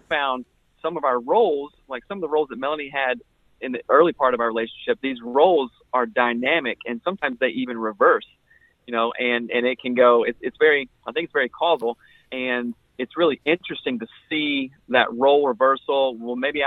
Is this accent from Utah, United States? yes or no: no; South Carolina, United States; I came from South Carolina, just the Bible Belt, grew up here, everything here